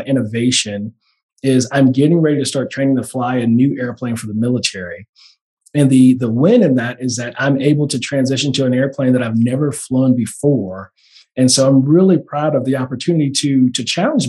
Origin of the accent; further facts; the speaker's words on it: Oakland, California, United States; I'm from the Bay Area. So shout out to the Bay Area, East Oakland